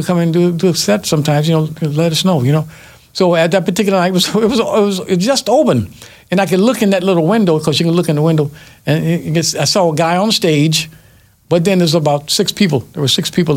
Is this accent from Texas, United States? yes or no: no; Red Level, Alabama, United States; moved away; also born or lived in Detroit; I was born in a little town in Alabama called Red Level